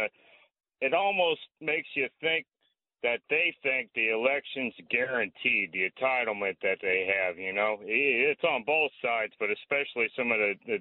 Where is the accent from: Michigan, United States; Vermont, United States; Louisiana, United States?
Louisiana, United States; Shreveport; now in Asbury Park, United States; I'm from Shreveport, Louisiana, born and raised